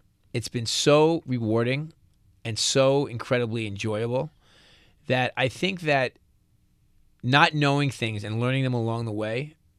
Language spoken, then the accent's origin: English; New York, United States; accent: New York; I'm a New Yorker.